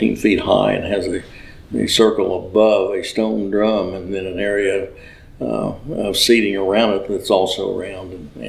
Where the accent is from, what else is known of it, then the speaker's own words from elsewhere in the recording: Oklahoma City, Oklahoma, United States; I'm from Oklahoma City and a member of St. Paul's, and I'm Caddo Indian.